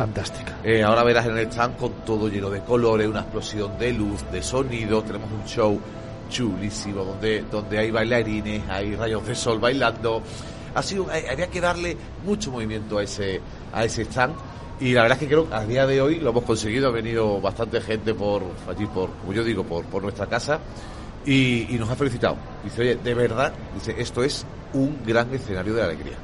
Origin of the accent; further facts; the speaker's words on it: Granada, Andalusia, Spain; now in Málaga, Spain; yo ahora eh, eh, soy granadino, pero bueno, he vivido, ahora vivo en Málaga.